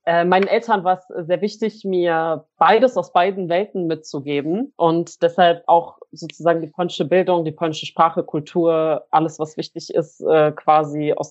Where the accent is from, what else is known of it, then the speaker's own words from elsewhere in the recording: Germany; also born or lived in Poland; ich bin zwar in Deutschland geboren, aber in beiden Ländern aufgewachsen. Ja, ich bin relativ früh nach äh, meiner Geburt quasi immer hin und her gependelt.